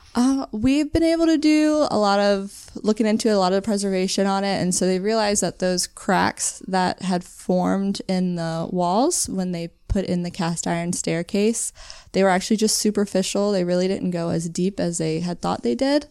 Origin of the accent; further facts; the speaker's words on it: Northern Virginia, United States; moved away as an adult; now in Norfolk, United States; I am from Northern Virginia, but I moved down here to the Norfolk area to go to school at Old Dominion University.